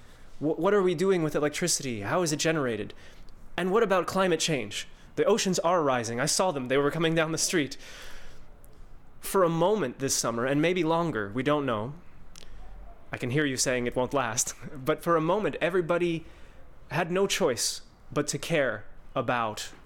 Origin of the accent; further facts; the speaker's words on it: New Jersey, United States; I'm from New Jersey, a coastal city near a coastal state near New York